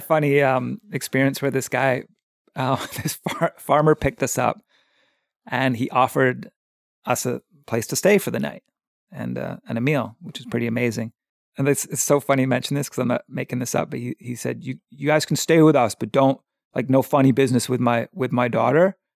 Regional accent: Victoria, British Columbia, Canada; also born or lived in England; now in Pender Island, Canada; I grew up in England, and our family moved to Victoria when I was about nine years old. And so I consider Victoria my hometown. That's where I went to high school and grew up for most of my childhood, from like nine until twenty.

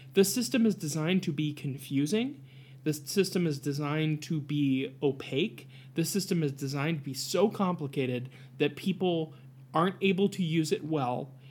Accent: Appalachia, Ohio, United States; I'm an Appalachian

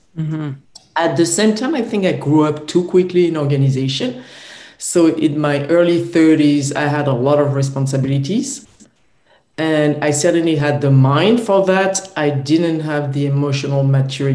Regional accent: France; I was born in France.

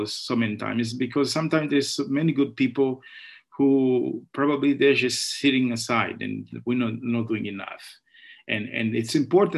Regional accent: Angola; moved away as an adult; now in United States; I was born and raised in Angola during the civil war

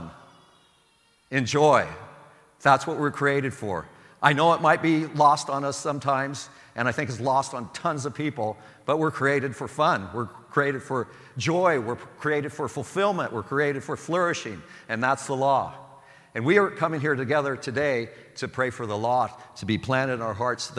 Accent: Sublimity, Oregon, United States; I grew up in Sublimity, Oregon

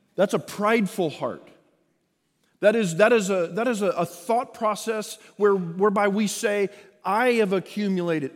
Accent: Texas, United States; I am born and raised in Texas

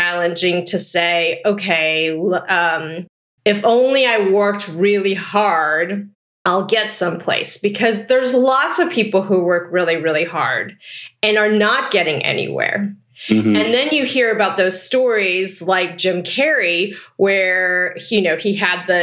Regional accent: Taipei, Taiwan; now in Pasadena, United States; I was born in Taipei, Taiwan

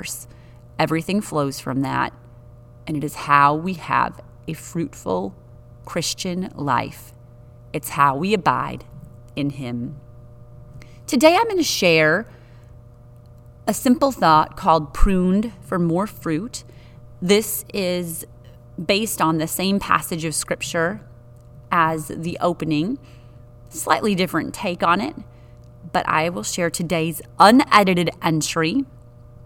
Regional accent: Wisconsin, United States; I'm from Wisconsin with trees, not vines

